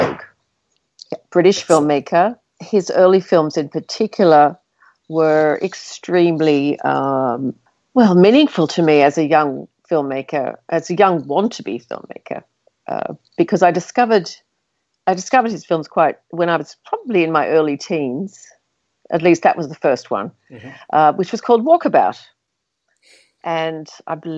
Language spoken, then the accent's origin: English; Australia; as Australians